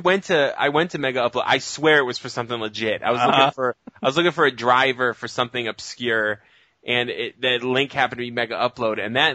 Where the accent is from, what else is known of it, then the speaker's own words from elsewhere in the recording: New England, United States; I'm from New England myself.